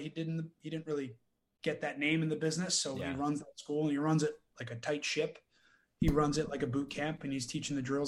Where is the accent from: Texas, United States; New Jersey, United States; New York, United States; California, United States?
New Jersey, United States; now in Florida, United States; I was from New Jersey originally